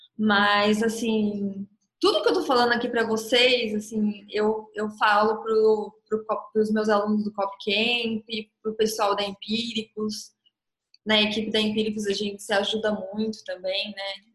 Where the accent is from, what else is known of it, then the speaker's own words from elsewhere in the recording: Ribeirão Preto, São Paulo, Brazil; Eu sou de Ribeirão Preto